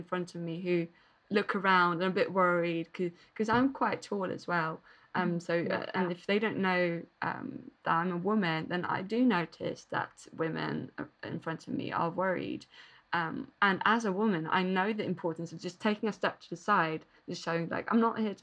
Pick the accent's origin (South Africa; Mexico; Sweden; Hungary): Sweden; Malmö, Skåne; I started to work with different feminist organisations in Malmo, my hometown